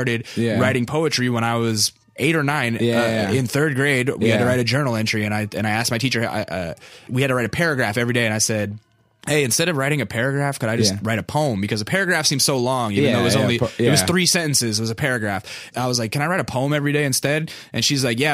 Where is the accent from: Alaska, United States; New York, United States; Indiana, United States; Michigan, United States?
Alaska, United States; North Pole; moved away; I'm in North Pole. I'm from Alaska